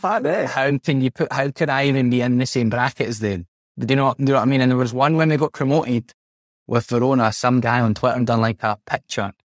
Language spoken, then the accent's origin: English; Scotland, United Kingdom; moved away as an adult; now in Italy; being a Scot Scots person